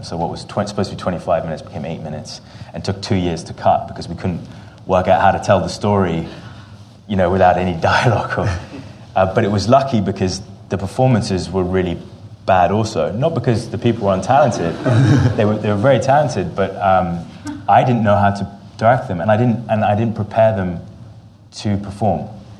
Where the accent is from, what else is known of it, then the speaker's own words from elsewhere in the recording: England, United Kingdom; born there; also born or lived in Jordan; I'm half Jordanian, half English. I was born in England and moved back and forth my whole life. I've literally spent half my life in both countries.